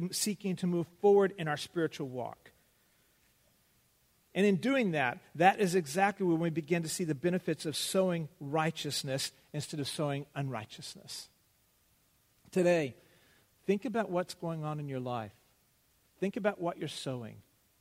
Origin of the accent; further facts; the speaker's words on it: United States; we as American Christians